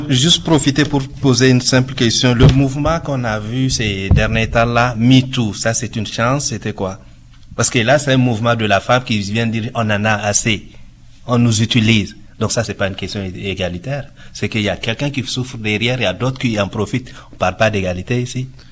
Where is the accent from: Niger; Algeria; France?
Niger; now in Canada; je suis d'origine du Niger, c'est en Afrique de l'Ouest